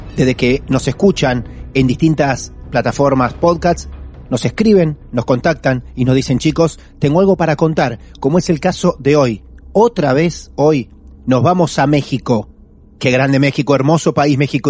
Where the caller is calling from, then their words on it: Argentina; saludos desde Argentina